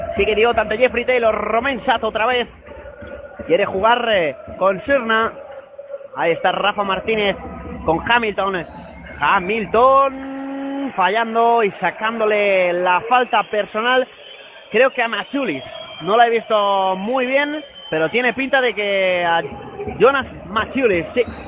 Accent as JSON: {"language": "Spanish", "town": "Madrid", "region": "Community of Madrid", "country": "Spain", "said": "Como buen madrileño"}